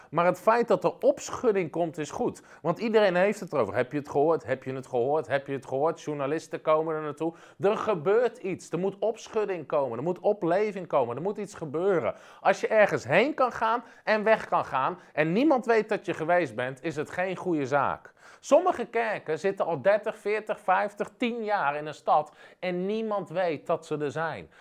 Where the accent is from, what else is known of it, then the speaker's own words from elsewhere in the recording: Netherlands; als Nederlanders